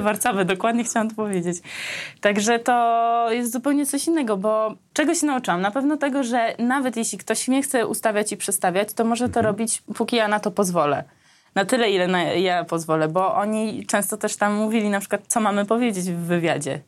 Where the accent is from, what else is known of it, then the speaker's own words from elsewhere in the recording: Armenia; now in Poland; pochodzę z Armenii, że jak ja trafiłam do Polski